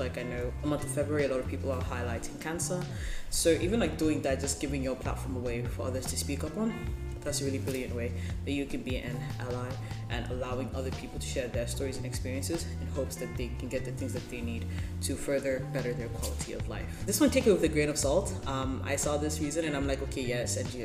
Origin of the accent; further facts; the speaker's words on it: Ethiopia; also born or lived in Zambia; now in Malaysia; I grew up in Ethiopia, one of the countries that's been considered the hungriest